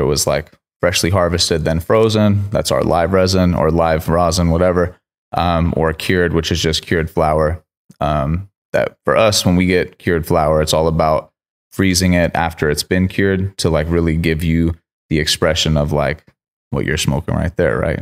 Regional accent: Sacramento, California, United States; also born or lived in Miami; I grew up in Sacramento

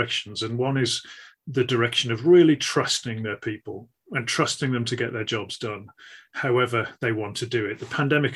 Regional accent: the Midlands, England, United Kingdom; a lad growing up in the Midlands in England

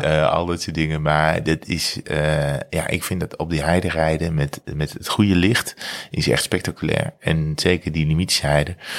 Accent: North Brabant, Netherlands; provincie waar ik vandaan kom

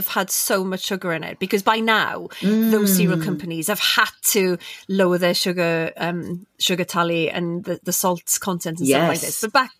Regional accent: West and South Wales, United Kingdom; growing up in West and South Wales

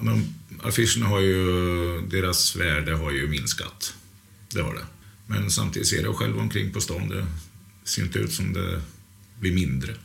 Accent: outside Norrköping, Östergötland, Sweden; Jag kommer utanför Norrköping. Det är en familjegård som heter Skrikhult som ligger mellan Norrköping och Finspång

